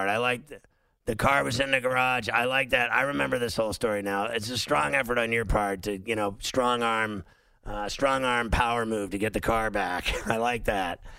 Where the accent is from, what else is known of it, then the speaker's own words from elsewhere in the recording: Philadelphia, Pennsylvania, United States; No, no, I, I'm from Philly.